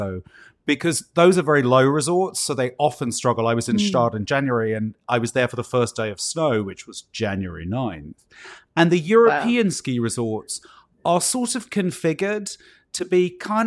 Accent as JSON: {"language": "English", "country": "United Kingdom", "tie": "born or raised there", "also_born_or_lived": "Chicago / New York", "moved": "yes", "lives_now": "United States", "said": "I grew up in Britain, surrounded by rain."}